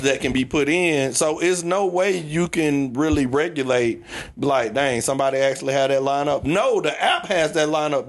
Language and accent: English; Georgia, United States; where I grew up in Georgia